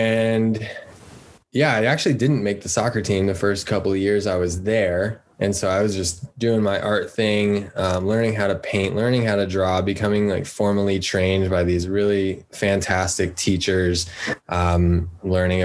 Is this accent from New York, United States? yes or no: no; Lafayette, Colorado, United States; moved away as an adult; also born or lived in Boulder, Colorado; now in Southern California, United States; Grew up outside of there in a place called Lafayette.